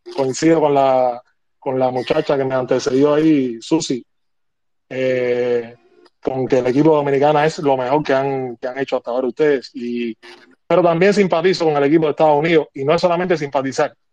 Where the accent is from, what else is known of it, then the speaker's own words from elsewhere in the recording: Havana, Cuba; Yo soy cubano y vivo en La Habana